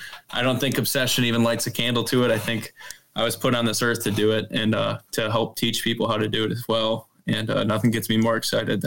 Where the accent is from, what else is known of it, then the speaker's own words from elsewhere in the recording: Pewaukee, Wisconsin, United States; also born or lived in Platteville, Wisconsin; I'm originally from Pewaukee, Wisconsin, so southeastern Wisconsin. I went to college at UW-Platteville out in southwestern Wisconsin, which is a lot of hill country.